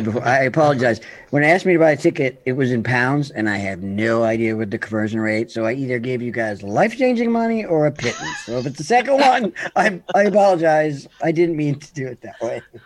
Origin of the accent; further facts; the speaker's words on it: New York, United States; I'm from the United States, New York